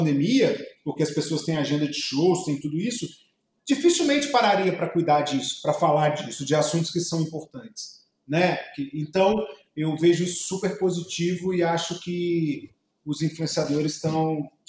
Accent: Juiz de Fora, Minas Gerais, Brazil; now in Palmas, Brazil; eu sou de Juiz de Fora e tenho muito orgulho de ser mineiro, porque Minas realmente é minha raiz total

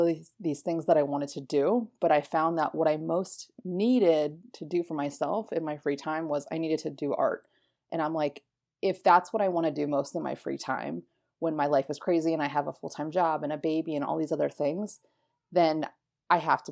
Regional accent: Florida, United States; moved away as an adult; also born or lived in Philadelphia; I was born and raised in Florida

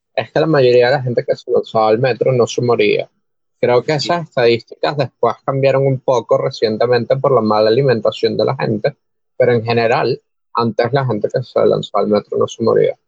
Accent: Caracas, Capital District, Venezuela; hay características básicas del caraqueño que la gente de otros estados detestan de nosotros

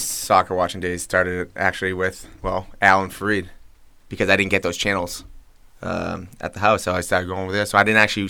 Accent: Boston, Massachusetts, United States; we're from Boston

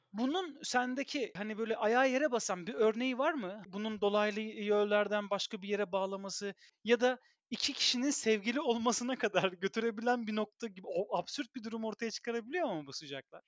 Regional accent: Istanbul, Turkey; moved away as an adult; now in Belgium; İstanbul doğumlu birisi olarak

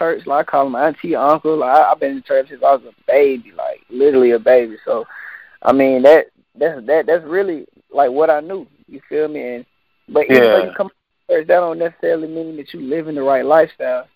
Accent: Atlanta, Georgia, United States; Growing up in Atlanta

